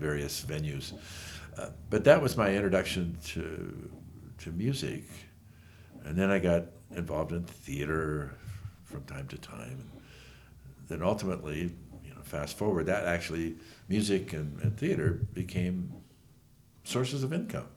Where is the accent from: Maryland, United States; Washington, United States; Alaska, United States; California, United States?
California, United States; Bay Area; moved away as an adult; also born or lived in Utah; now in Torrey, United States; I was born and raised in the Bay Area. In California